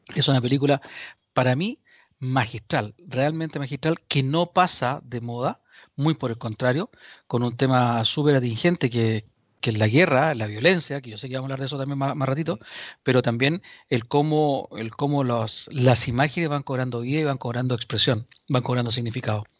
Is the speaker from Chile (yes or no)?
yes; Chile; los chilenos